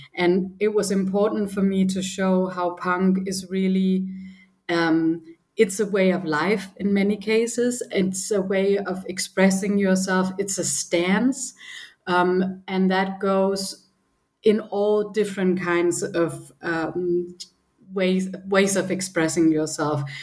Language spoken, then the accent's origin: English; Copenhagen, Capital Region of Denmark, Denmark; moved away as an adult; also born or lived in Berlin; I grew up in Copenhagen